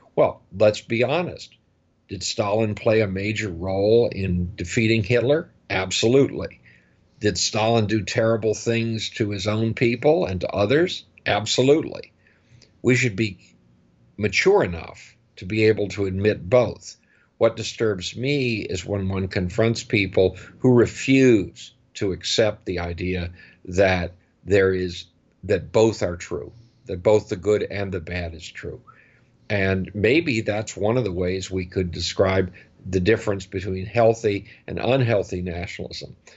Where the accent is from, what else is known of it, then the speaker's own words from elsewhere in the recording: United States; as an American